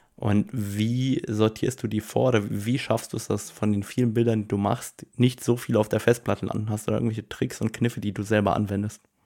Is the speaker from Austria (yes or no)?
no; Luxembourg; bei uns in Luxemburg